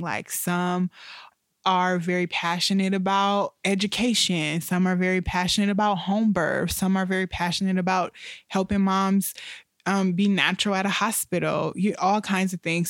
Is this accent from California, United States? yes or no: no; Toledo, Ohio, United States; moved away; I'm from Toledo